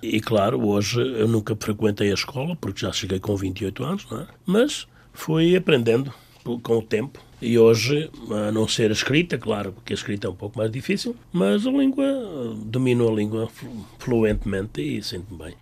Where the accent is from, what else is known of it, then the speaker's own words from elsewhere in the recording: Tamengos, Centro, Portugal; now in Mineola, United States; Eu sou bairradino, não é? Nasci na Bairrada, nunca me desliguei da minha Bairrada